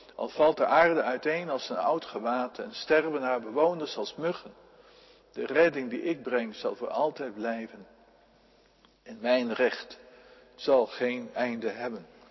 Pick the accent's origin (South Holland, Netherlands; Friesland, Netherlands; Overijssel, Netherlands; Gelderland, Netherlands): Friesland, Netherlands; in Friesland op, zo constateerde ik, de provincie waar ik vandaan kom